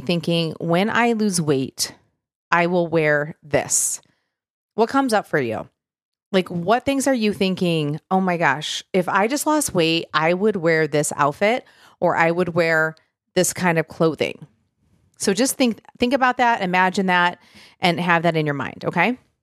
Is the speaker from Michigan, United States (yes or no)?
yes; Michigan, United States; moved away as an adult; now in Tennessee, United States; I'm from Michigan originally